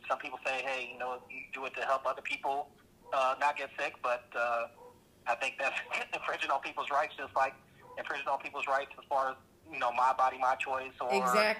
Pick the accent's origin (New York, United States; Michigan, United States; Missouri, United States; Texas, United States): Missouri, United States; St. Louis; I grew up in St. Louis, Missouri